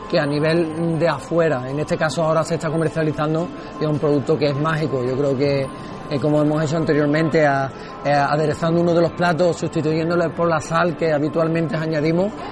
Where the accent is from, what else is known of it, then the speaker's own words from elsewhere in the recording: Barbate, Andalusia, Spain; yo soy de Barbate, para empezar, es un pueblo que estamos a unos kilómetros de Cádiz.